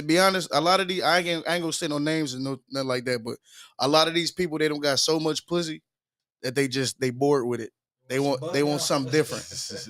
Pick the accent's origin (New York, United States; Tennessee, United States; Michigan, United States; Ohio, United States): Michigan, United States; Muskegon; I'm from Muskegon, Michigan.